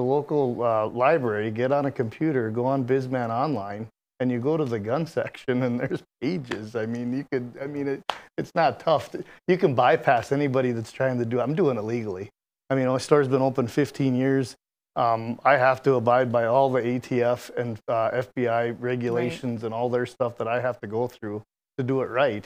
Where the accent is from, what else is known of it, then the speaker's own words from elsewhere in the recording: Mandan, North Dakota, United States; born and raised in Mandan